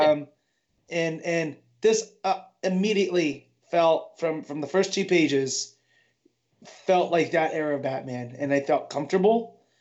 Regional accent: United States; I am American.

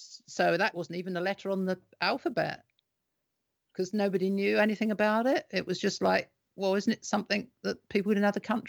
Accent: United Kingdom; But so as British, that's kind of the way we kind of have been.

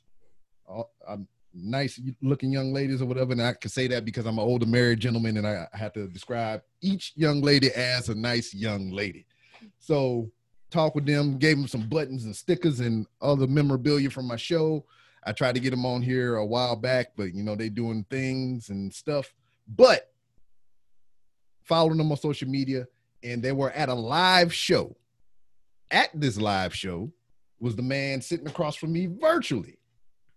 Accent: Louisiana, United States; moved away as an adult; now in Houston, United States; I'm not natively from here as well. I'm from Louisiana.

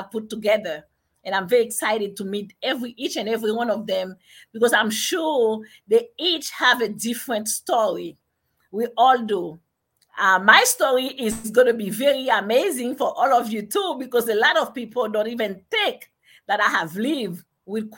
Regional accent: Haiti; moved away as an adult; now in United States; I was born in Haiti, and I came to America when I was about 18 years old. And I studied in Haiti

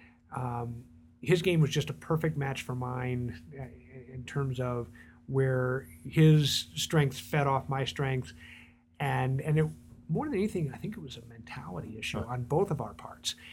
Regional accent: San Diego, California, United States; moved away as an adult; also born or lived in New York City / Michigan / Hanover, New Hampshire; now in Denver, United States; I was born in New York City, and then we moved around a little bit. But I went to San Diego or arrived in California at 5 and grew up in San Diego

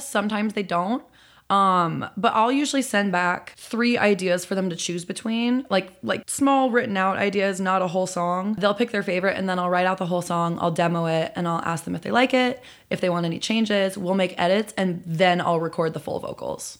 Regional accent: Chicago, Illinois, United States; moved away as an adult; now in Los Angeles, United States; I'm from Chicago. I've been living in L A for, uh, four years now, coming up on five

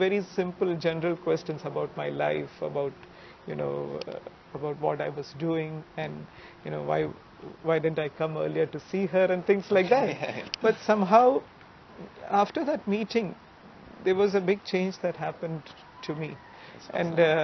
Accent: Mumbai, Maharashtra, India; I grew up in Mumbai

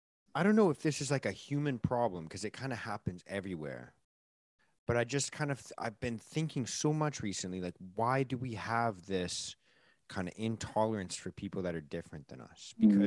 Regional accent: Vancouver, British Columbia, Canada; again, like growing up in Canada, it's

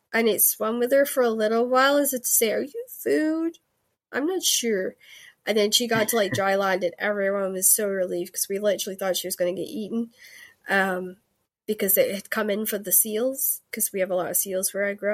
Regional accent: Scotland, United Kingdom; accent: Scottish; This is my podcast accent. If you actually heard like my Scottish, it's like very thick and fast, and this is my Cali. They call it my Cali accent because I had a lot of American friends who sort of taught me how to speak slower and better.

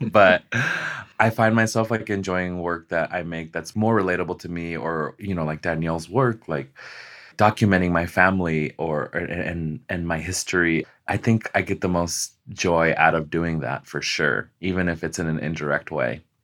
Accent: Las Vegas, Nevada, United States; I was born and raised in Las Vegas, Nevada

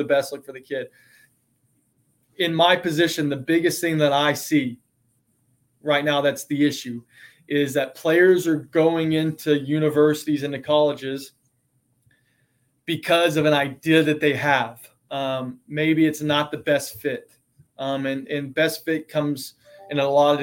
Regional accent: East Texas, United States; moved away; I grew up in East Texas

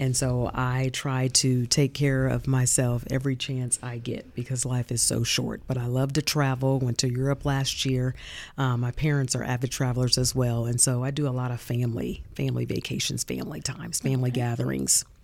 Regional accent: Muncie, Indiana, United States; also born or lived in Nashville, Tennessee; I'm Munsonian, born and raised here. I graduated from Muncie Northside High School.

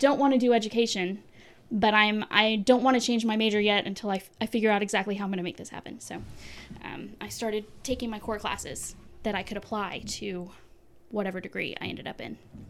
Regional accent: Tampa, Florida, United States; born there; I was born in Tampa, Florida, which is kind of in the middle, well, on the halfway down the peninsula on the Gulf Coast side.

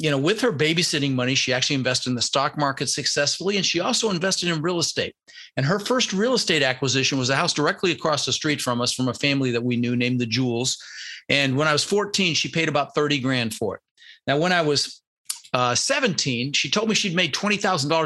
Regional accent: Denver, Colorado, United States; also born or lived in Netherlands; I was born in the Netherlands, you know, wooden shoes and windmills, and immigrated when I was 6 years old with my brother Albert, my mother's Vancha. And we ended up in Denver, Colorado

